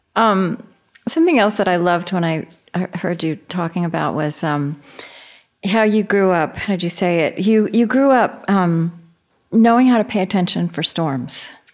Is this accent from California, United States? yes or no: no; Oklahoma, United States; moved away; also born or lived in Minnesota; I grew up in Oklahoma